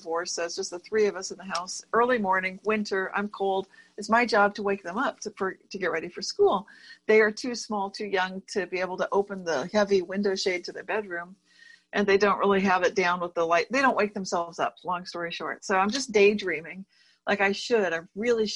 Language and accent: English; Berkeley, California, United States; a certain street in my town, my hometown of Berkeley